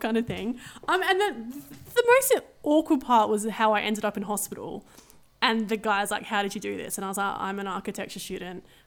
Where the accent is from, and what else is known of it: Adelaide, South Australia, Australia; born or raised there